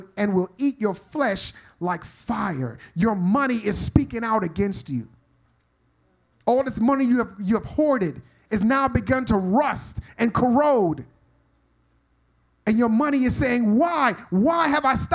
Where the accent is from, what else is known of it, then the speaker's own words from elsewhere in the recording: New York, United States; I'm from New York